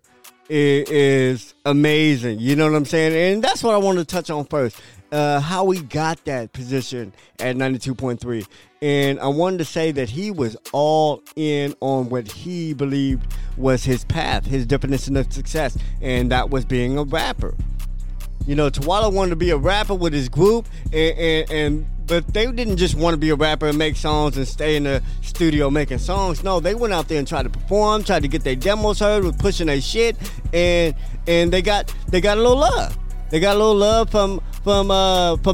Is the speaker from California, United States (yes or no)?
yes; Bay Area, California, United States; now in Pasadena, United States; I'm from the Bay Area, but everybody knows I'm made in Dena.